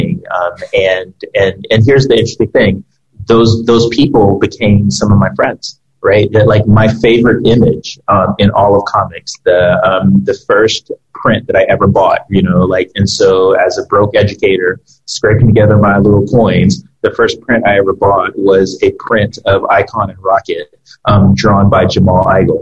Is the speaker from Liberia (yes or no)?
yes; Liberia; moved away; I am originally from Liberia, which is a small country off the coast of West Africa